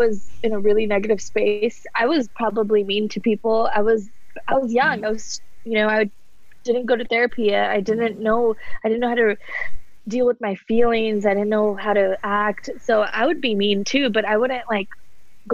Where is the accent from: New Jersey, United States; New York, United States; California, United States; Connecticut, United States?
California, United States; Cerritos; moved away as an adult; also born or lived in India; now in Austin, United States; I grew up in California, born in India, but raised in California, SoCal, Cerritos